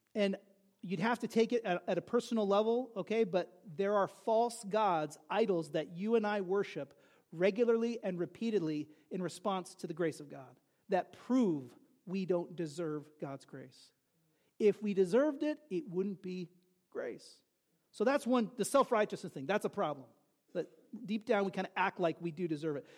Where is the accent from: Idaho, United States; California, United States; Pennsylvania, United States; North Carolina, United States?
California, United States; I grew up in California during the O.J. Simpson drama